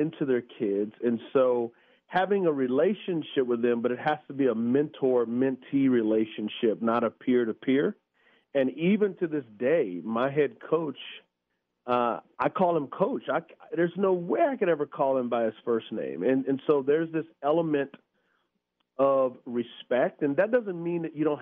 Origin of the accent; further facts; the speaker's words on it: San Antonio, Texas, United States; I grew up in San Antonio, Texas. It's an area called the West Side